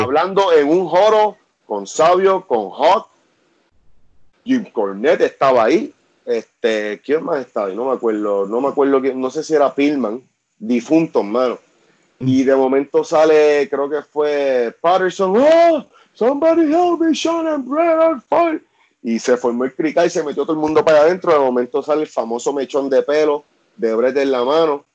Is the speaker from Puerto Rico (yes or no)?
yes; Vega Alta, Puerto Rico; nosotros somos de Vega Alta